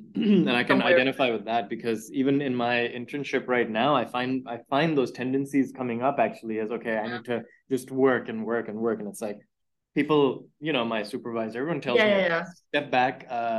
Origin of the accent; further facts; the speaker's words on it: Islamabad, Islamabad Capital Territory, Pakistan; now in Canada; I'm from Islamabad.